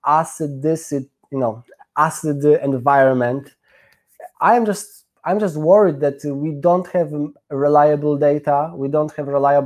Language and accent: English; Poland; now in London, United Kingdom; I am from Poland. I live in London